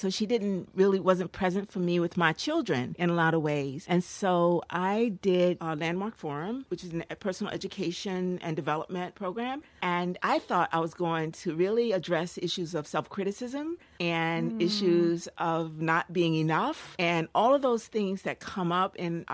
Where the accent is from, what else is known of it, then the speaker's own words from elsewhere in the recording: Newark, New Jersey, United States; also born or lived in North Carolina; I grew up in Newark, New Jersey